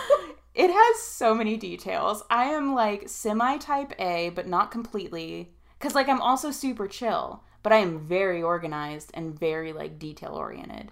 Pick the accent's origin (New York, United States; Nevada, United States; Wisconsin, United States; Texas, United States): Nevada, United States; Reno; basically born and raised in here in Reno, Tahoe. Uh, I say uh, basically because we moved here when I was like seven